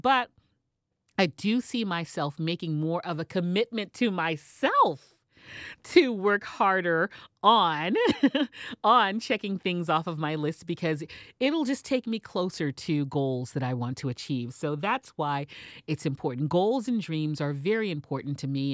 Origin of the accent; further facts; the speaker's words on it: Texas, United States; moved away; I am originally from Texas